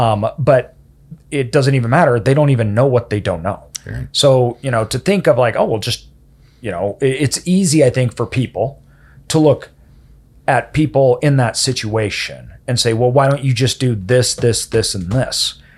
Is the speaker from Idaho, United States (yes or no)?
yes; Idaho, United States; me growing up in Idaho